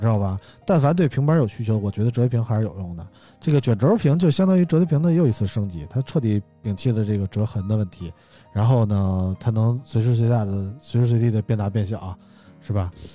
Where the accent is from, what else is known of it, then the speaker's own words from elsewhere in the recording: China; 我们身为中国人还挺骄傲的啊！